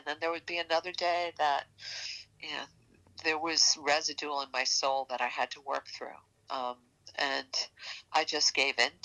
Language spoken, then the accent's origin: English; New York, United States; accent: New York; my New York accent